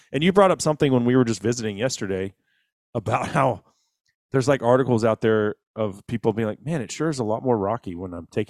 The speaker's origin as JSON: {"language": "English", "country": "Honduras", "said": "I'm from Honduras. I can't get home."}